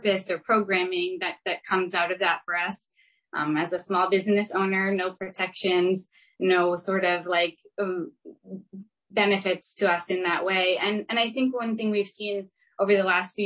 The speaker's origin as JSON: {"language": "English", "region": "Maine", "country": "United States", "tie": "born or raised there", "moved": "yes", "said": "I grew up in Maine"}